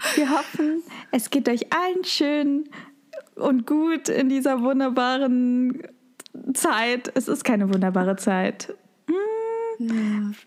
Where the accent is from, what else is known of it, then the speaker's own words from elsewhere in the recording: Germany; Bei uns in Deutschland